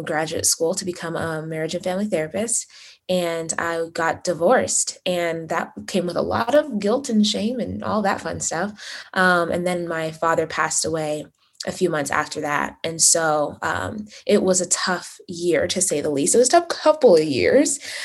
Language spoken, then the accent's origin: English; Las Vegas, Nevada, United States; also born or lived in Uganda; I was born in Uganda, but raised in Las Vegas